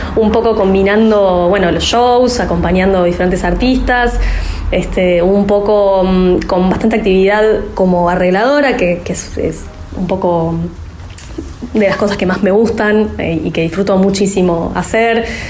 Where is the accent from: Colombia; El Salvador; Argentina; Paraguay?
Argentina; Buenos Aires; yo nací en Almagro, tengo el empedrado acá, los adoquines de, Almagro eh, tatuados en, el cuerpo